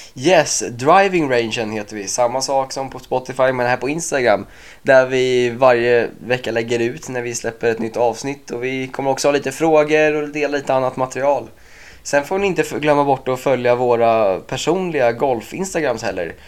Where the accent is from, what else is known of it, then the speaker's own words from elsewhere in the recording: Sweden; som svensk